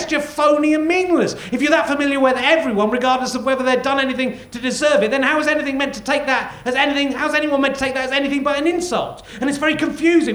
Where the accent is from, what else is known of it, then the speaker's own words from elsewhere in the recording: England, United Kingdom; I'm English